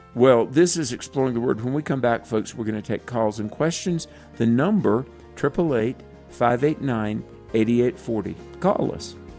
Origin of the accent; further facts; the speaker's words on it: the South, United States; I'm really from the South